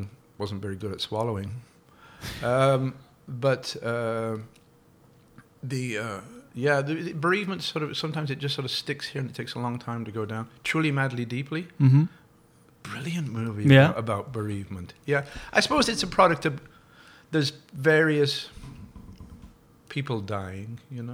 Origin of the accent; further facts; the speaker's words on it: Woodford Green, London, United Kingdom; accent: Cockney; moved away as an adult; now in Ottawa, Canada; I was born in Woodford Green, Essex, which is within the sound of Bow Bells, which means technically I'm a Cockney.